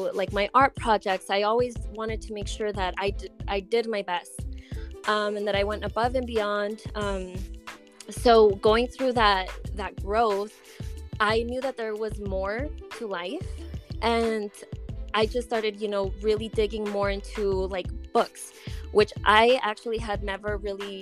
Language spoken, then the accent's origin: English; Colorado, United States; also born or lived in Durango, Mexico; I was actually born in Durango, Mexico. And I moved to the United States when I was 4 years old, and I've been here ever since. And by here, I mean Colorado.